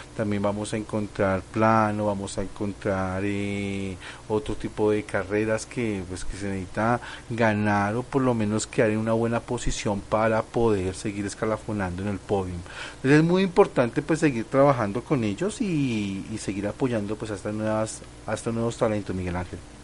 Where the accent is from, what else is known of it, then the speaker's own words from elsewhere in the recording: Colombia; aquí como los colombianos